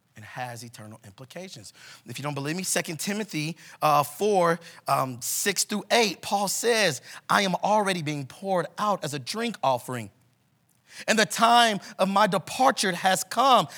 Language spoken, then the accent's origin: English; Kansas City, Missouri, United States; moved away as an adult; now in Denver, United States; we are from Kansas City, Missouri